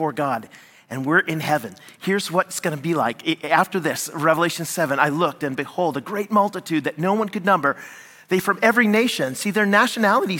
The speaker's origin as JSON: {"language": "English", "country": "United States", "moved": "yes", "lives_now": "Canada", "said": "I'm American, Canadian"}